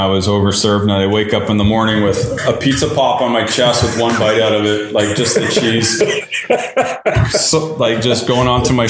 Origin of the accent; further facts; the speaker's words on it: Toronto, Ontario, Canada; we sent in our info and then they found out we're from Toronto and they pulled it.